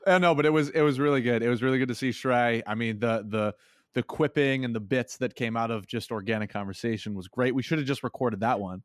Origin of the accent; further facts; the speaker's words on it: Massachusetts, United States; moved away as an adult; also born or lived in Phoenix, Arizona; I am moving to Phoenix, Arizona from my hometown of Massachusetts